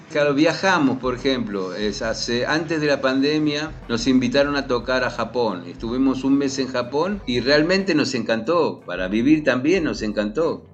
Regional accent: Argentina; los argentinos en Israel

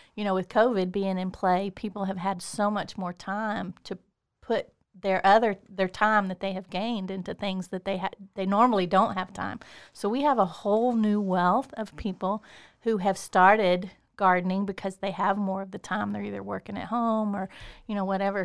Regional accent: Waco, Texas, United States; moved away as an adult; I'm from Waco

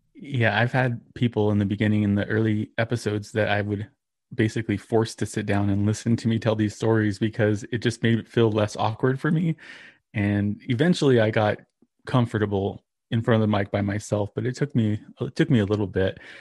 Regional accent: New Mexico, United States; also born or lived in Texas; grew up here in New Mexico

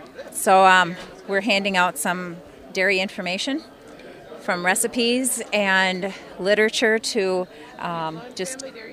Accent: Hammond, Wisconsin, United States; I'm from Hammond, Wisconsin. We have a 600-cow dairy there.

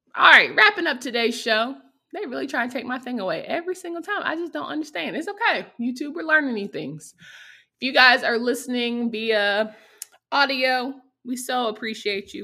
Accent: North Carolina, United States; I'm from North Carolina

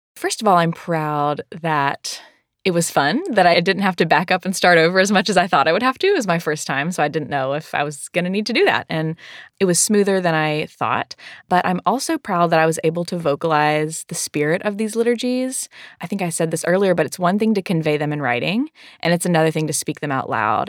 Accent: the South, United States; I am from the South

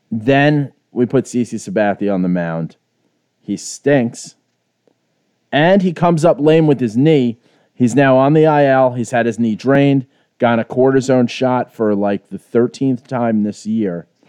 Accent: New York City, New York, United States; moved away; I'm as Irish Bronx as it fucking gets

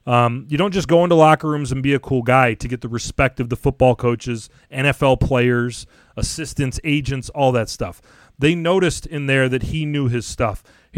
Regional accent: Royal Oak, Michigan, United States; moved away as an adult; also born or lived in Port Huron, Michigan / Springfield, Missouri / Virgin Islands / Chicago, Illinois; we're both from here. We're both big Detroit sports fans, and we're also away from home.

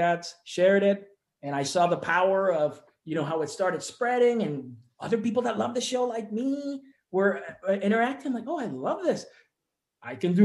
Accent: Puerto Rico; moved away; I'm from Puerto Rico. We don't have sports radio in Puerto Rico

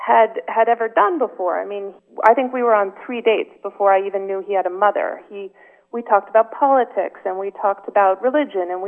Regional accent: Connecticut, United States; moved away as an adult; now in Paris, France; my mother's Swedish, and I grew up in Connecticut

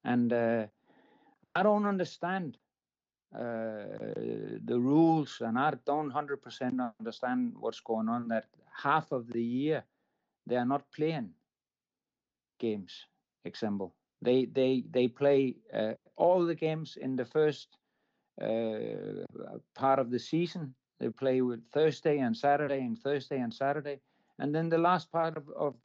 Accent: Denmark; I'm coming from Denmark, so I'm covering Scandinavia

